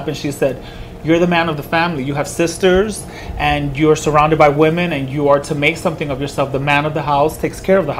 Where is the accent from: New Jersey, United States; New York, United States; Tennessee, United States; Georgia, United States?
New York, United States; New York City; Born and raised in Washington Heights. 178th